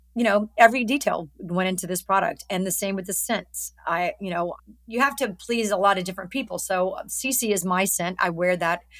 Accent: Alabama, United States; moved away; I'm from Alabama

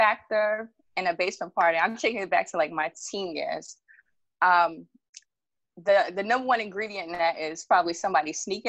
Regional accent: New York City, New York, United States; moved away; also born or lived in Georgia; I'm from Jamaica, Queens, and that's its own unique experience. And I would like to think that I came up in a certain era.

